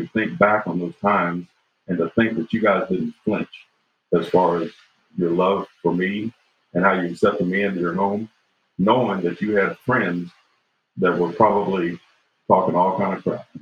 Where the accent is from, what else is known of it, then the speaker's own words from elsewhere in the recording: Chanute, Kansas, United States; also born or lived in Fort Scott, Kansas; We moved from Fort Scott to Chanute, Kansas.